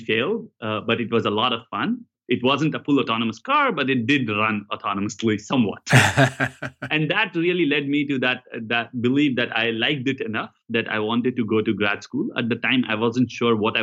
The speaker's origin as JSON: {"language": "English", "country": "India", "tie": "born or raised there", "moved": "yes", "lives_now": "United States", "said": "I grew up in India"}